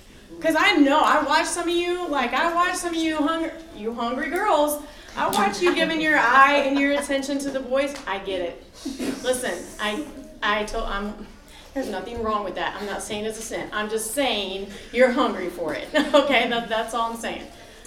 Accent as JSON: {"language": "English", "town": "Alton", "country": "United States", "tie": "born or raised there", "said": "I grew up in Alton."}